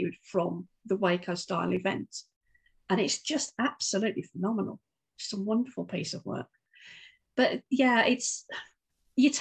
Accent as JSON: {"language": "English", "town": "Wolverhampton", "region": "West Midlands", "country": "United Kingdom", "tie": "born or raised there", "said": "I grew up in Wolverhampton"}